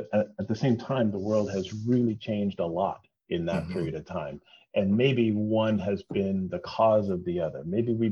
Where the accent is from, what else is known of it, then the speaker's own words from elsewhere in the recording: Toronto, Ontario, Canada; I'm born and raised in Toronto. I've lived here almost my whole life